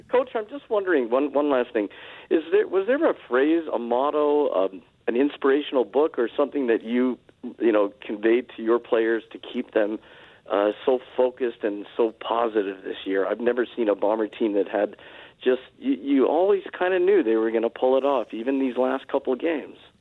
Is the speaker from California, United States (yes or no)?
yes; Los Angeles, California, United States; I grew up in Los Angeles